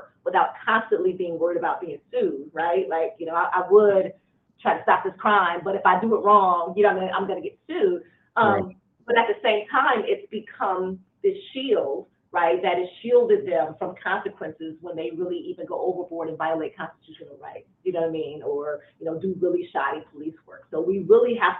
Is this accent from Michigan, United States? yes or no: yes; Detroit, Michigan, United States; I was raised in inner city Detroit. I'm a first generation lawyer. I grew up in Detroit in the 70s and 80s